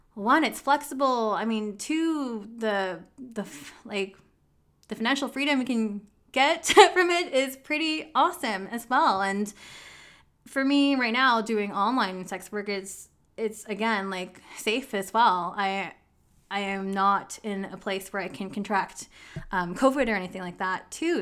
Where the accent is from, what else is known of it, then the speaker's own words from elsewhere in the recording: Canada; I'm really from, like, I was born in Canada.